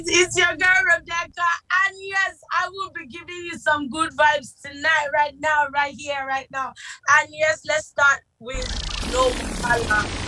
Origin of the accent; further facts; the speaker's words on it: Lagos, Nigeria; I was born in Lagos. Mm-hmm. I'm from Lagos State, but I'm half people, a little Jamaican blood in me.